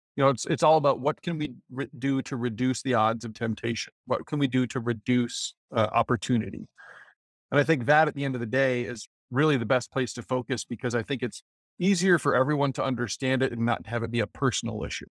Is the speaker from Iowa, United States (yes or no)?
yes; Decorah, Iowa, United States; growing up in Decorah, up in Northeast Iowa